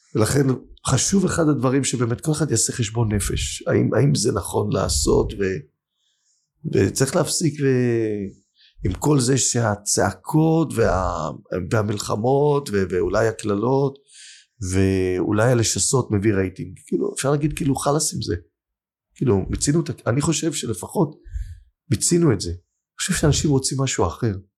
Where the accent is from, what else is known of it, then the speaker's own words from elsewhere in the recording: Holon, Tel Aviv District, Israel; השכונה שאני גדלתי בה, בתל גיבורים, בחולון